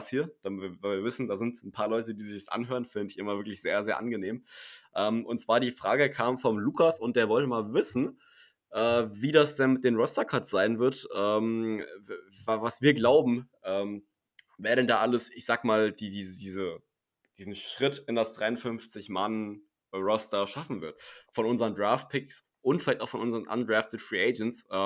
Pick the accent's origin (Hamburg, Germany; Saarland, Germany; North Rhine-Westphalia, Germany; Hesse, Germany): Hesse, Germany; Weil ich, ihr müsst wissen, ich komme aus Hessen äh, und ich glaube, jeder, der da irgendwie jemand anderen mit Servus begrüßt, wird komisch angeguckt.